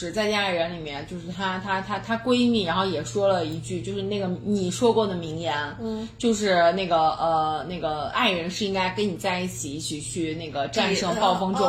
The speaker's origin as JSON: {"language": "Chinese", "town": "Xi'an", "region": "Shaanxi", "country": "China", "said": "哦天哪，我们西安人真太好了。"}